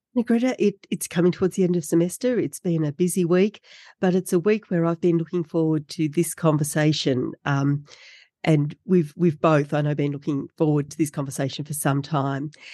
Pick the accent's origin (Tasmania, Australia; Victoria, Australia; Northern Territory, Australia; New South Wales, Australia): Tasmania, Australia; I grew up in Tasmania